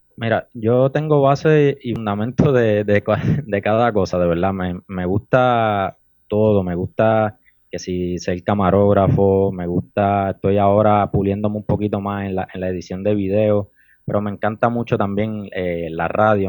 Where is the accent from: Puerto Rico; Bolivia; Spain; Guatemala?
Puerto Rico; Las Piedras; also born or lived in Humacao; actualmente tengo 22 años y vivo en el pueblo de Las Piedras